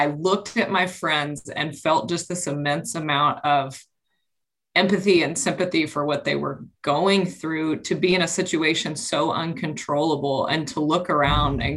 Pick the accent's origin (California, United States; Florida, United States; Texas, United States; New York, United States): Texas, United States; Dallas; I grew up in Dallas